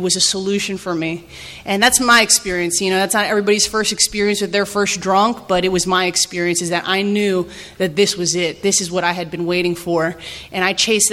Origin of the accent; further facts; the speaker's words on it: New Jersey, United States; now in Kensington, MD, United States; I grew up in Jersey